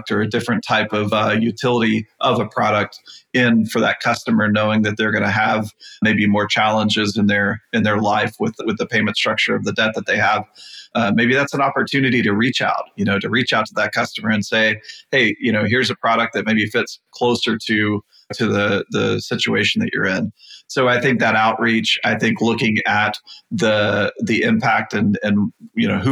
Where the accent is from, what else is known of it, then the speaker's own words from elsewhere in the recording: Texas, United States; I'm from Texas